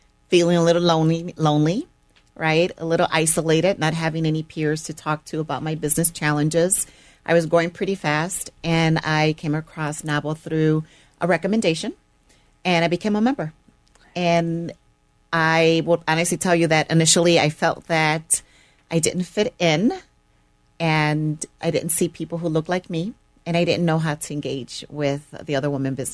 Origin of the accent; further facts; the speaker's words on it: Chicago, Illinois, United States; also born or lived in Puerto Rico; we grew up in the Chicagoland area our entire life